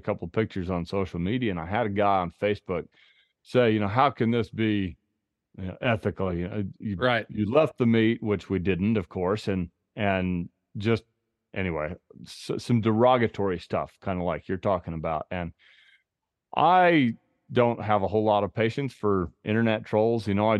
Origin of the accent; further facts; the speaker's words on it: Idaho, United States; I hunted a bear this past spring here in my home state of Idaho, and shot it over dogs.